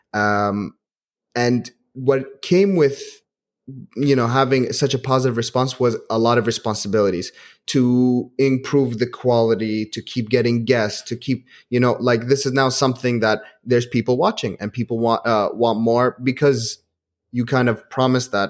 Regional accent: Kuwait; also born or lived in Manchester; I grew up in Kuwait.

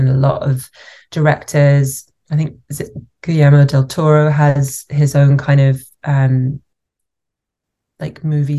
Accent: United Kingdom; moved away as an adult; now in Canada; as a British actor, then also working in Canada.

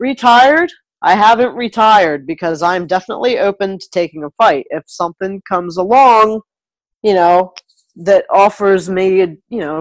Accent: New Jersey, United States; moved away as an adult; now in Michigan, United States; Jersey proud. I'm from Jersey

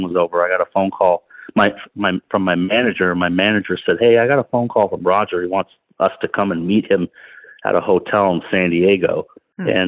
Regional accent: Toronto, Ontario, Canada; winning in my hometown race in Toronto

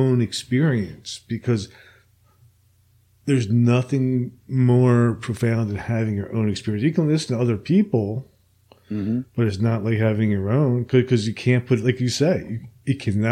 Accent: New Jersey, United States; now in Alabama, United States; I'm originally from New Jersey

